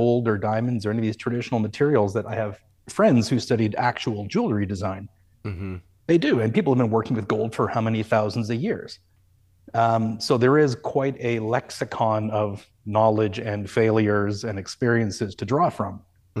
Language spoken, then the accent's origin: English; Canada; And I maybe that's just part of being Canadian, but you know, I just don't see it that way.